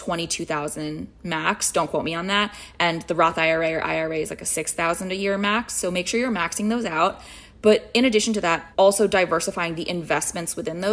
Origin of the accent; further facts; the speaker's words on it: United States; now in New York City, United States; I was born here. I have a sense of entitlement of I belong here. I am an American